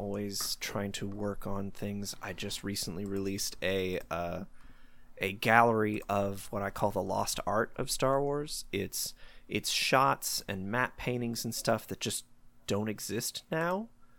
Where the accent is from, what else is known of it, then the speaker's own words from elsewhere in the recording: Tennessee, United States; Like I grew up in the South, not the deep South, just Tennessee here. And so I'm familiar with the Southern accents.